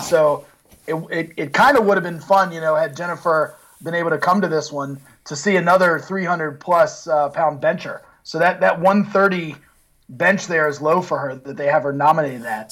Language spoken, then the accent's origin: English; United States; being an American